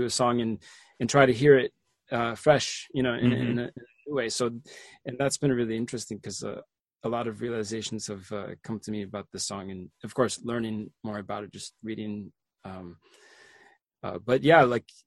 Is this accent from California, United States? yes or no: no; Connecticut, United States; I grew up in Connecticut